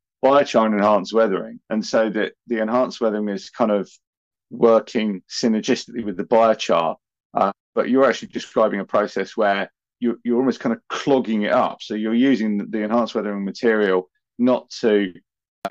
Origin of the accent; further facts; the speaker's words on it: United Kingdom; I'm British